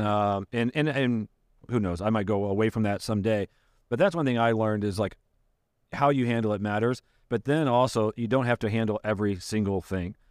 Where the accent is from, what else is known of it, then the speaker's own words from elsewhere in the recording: Michigan, United States; moved away as an adult; now in Ohio, United States; I grew up in Michigan, but, uh, I've been, I've lived here eighteen years